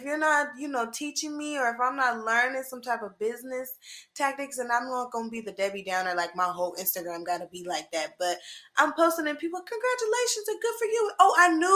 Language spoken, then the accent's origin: English; Sacramento, California, United States; moved away; my first big job out of my hometown, Sacramento